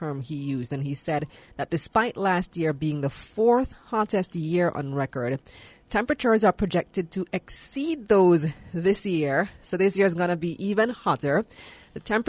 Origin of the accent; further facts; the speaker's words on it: Belmopan, Cayo District, Belize; now in Kingston, Jamaica; I am from a country, well, my hometown in particular is one of the hottest parts of the country, Belmopan, which is the center of the country